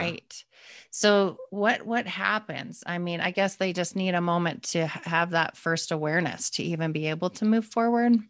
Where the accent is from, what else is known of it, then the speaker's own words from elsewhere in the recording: Calgary, Alberta, Canada; moved away; I'm from Calgary